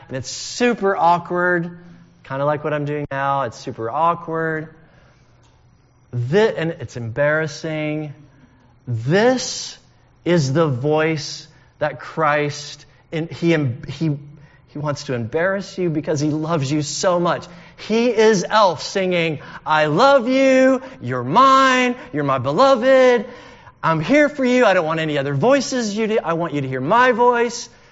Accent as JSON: {"language": "English", "country": "United States", "also_born_or_lived": "United Kingdom", "said": "We're Americans"}